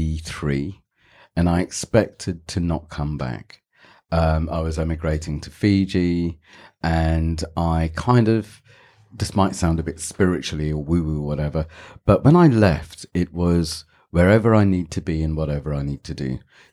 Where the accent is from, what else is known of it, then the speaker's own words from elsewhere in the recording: Goa, India; they do is because I have a British passport and because I'm, what do you call me, South Indian, or I'm from Goa. My family's from Goa.